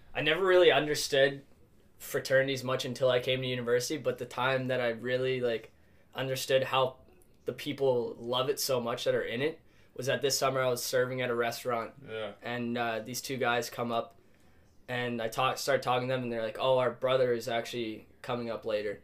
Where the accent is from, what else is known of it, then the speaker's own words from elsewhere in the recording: Ottawa, Ontario, Canada; moved away as an adult; now in Montreal, Canada; I grew up in Ottawa.